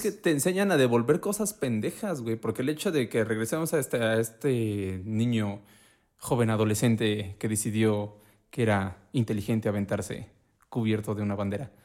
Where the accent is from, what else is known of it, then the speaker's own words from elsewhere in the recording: Puebla, Mexico; soy de Puebla